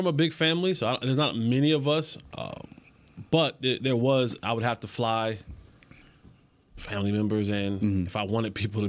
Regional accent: New Jersey, United States; also born or lived in Northeast; For me growing up from the Northeast, for those of you who don't know, I'm from Jersey.

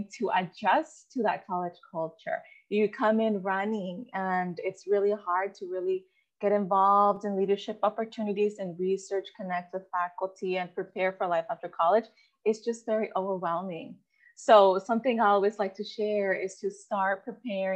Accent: Goleta, California, United States; first language Spanish; English is a second language; also born or lived in Mexico / Santa Barbara; I grew up surrounded by college students. I grew up in Goleta

